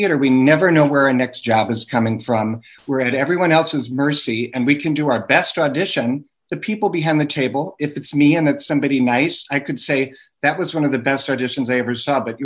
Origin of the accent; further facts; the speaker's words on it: Milwaukee, Wisconsin, United States; moved away as an adult; also born or lived in New York City, United States; now in Sturgeon Bay, United States; I'm from Milwaukee, the big city.